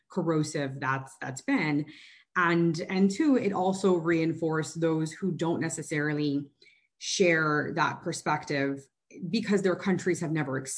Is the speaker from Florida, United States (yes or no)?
yes; Miami, Florida, United States; moved away as an adult; now in Washington, United States; I'm also Cuban American, and I, you know, when growing up in Miami